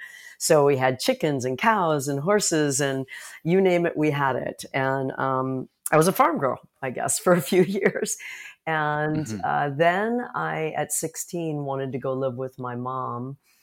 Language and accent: English; Chicago, Illinois, United States; born there; Well, I was born in Chicago, Illinois